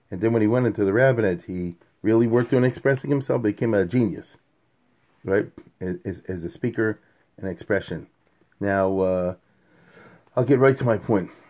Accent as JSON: {"language": "English", "country": "United Kingdom", "said": "and I'm British, you know."}